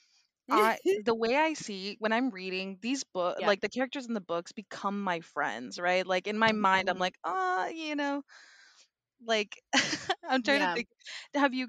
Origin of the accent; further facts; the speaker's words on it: Texas, United States; I am from Texas